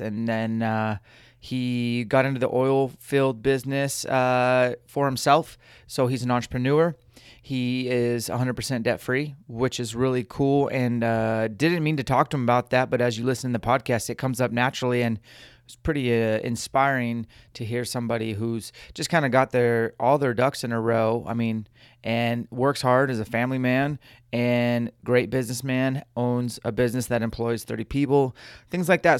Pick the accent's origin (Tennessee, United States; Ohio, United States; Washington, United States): Washington, United States; Spokane; do one in my hometown again